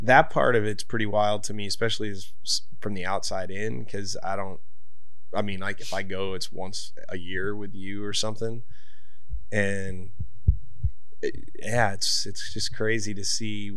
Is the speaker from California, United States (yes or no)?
no; Corpus Christi, Texas, United States; where we grew up in Corpus